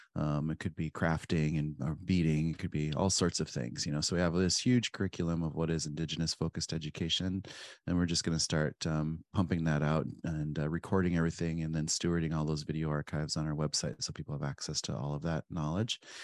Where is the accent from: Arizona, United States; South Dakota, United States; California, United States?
South Dakota, United States; Pine Ridge; moved away; I grew up on Pine Ridge in South Dakota